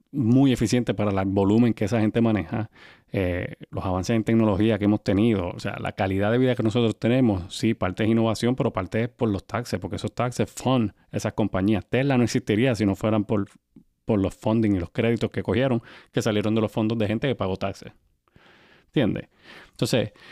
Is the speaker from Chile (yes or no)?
no; Puerto Rico; nosotros somos de Puerto Rico, ¿verdad?